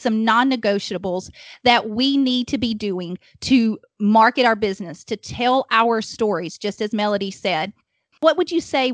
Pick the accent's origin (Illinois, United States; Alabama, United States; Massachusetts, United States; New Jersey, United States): Alabama, United States; accent: Alabama; now in Huntsville, United States; we're in Alabama, if my accent does not already give that away